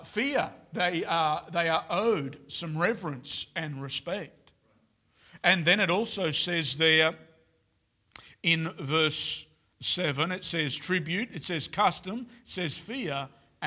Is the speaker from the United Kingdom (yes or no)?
no; Australia; now in Queensland, Australia; as an Australian man